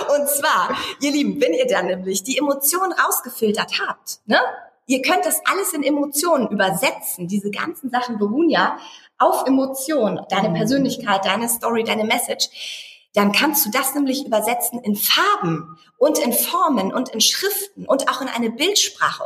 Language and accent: German; Eckernförde, Schleswig-Holstein, Germany; now in Berlin, Germany; Ich komme ja auch eigentlich aus dem Norden, aus Eckernförde, aus einer Kleinstadt.